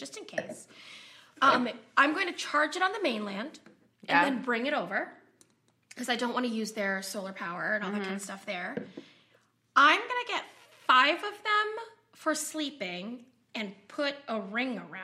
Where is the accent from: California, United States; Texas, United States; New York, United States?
California, United States; Sacramento; I was born in Sacramento